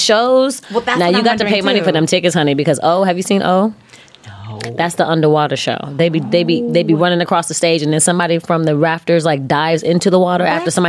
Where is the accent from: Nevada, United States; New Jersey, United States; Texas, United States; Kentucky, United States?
Nevada, United States; Las Vegas; I'm from Vegas